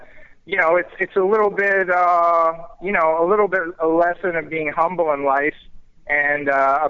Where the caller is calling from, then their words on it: Boca Raton, Florida, United States; I'm actually down in Florida in Boca Raton.